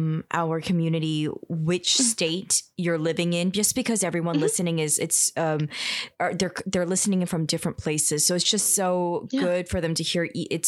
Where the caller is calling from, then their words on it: New York City, New York, United States; I'm calling you from New York City in Lower East Side, Manhattan.